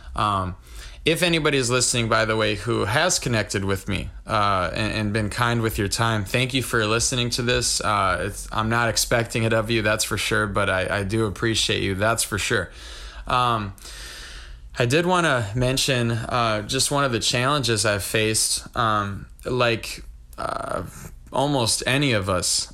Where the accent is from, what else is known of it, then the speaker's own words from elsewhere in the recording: Wisconsin, United States; I'm from Wisconsin